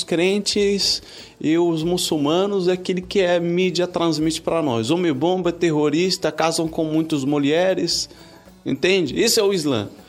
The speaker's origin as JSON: {"language": "Portuguese", "country": "Morocco", "second_language": "Portuguese", "moved": "as an adult", "lives_now": "Brazil", "said": "eu sou marroquino de origem"}